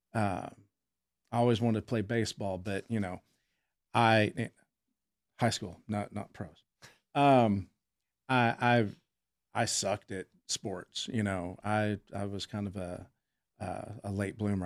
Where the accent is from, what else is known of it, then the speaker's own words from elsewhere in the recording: Fort Worth, Texas, United States; I'm a native Texan. I was born in Fort Worth.